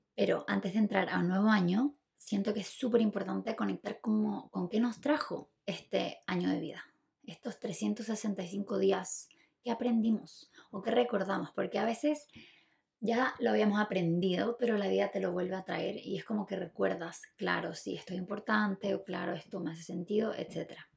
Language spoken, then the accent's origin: Spanish; Chile; yo nací en Chile